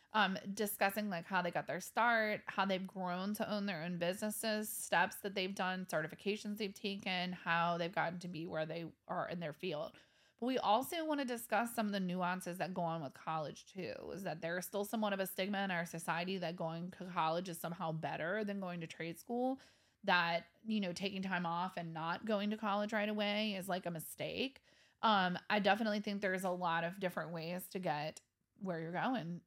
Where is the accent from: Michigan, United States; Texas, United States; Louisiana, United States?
Louisiana, United States; Kenner; I grew up in Kenner